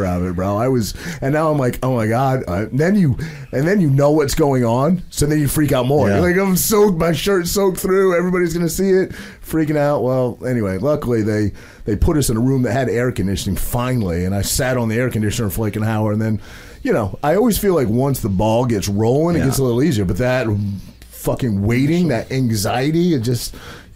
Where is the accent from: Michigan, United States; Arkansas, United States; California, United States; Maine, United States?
Maine, United States; I'm a kid from a very small town in Maine. I grew up, there was 800 people in my hometown in Maine